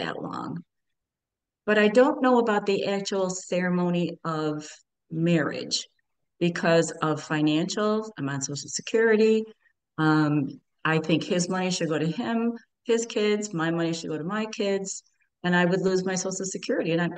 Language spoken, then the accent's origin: English; Buffalo, New York, United States; also born or lived in Florida; now in Syracuse, United States; I am originally from Buffalo, New York, live in Syracuse area, and now have transferred down to Florida for a six month kind of thing.